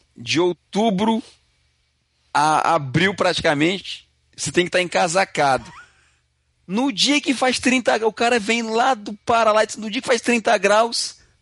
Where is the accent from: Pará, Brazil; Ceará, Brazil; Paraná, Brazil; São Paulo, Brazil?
Ceará, Brazil; now in Canada; Eu vim lá do Ceará